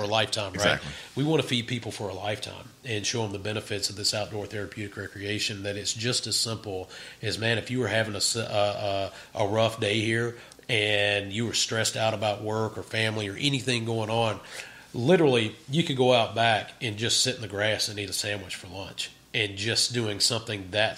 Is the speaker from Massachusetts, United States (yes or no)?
no; Vicksburg, Mississippi, United States; I grew up in Vicksburg, right. Mississippi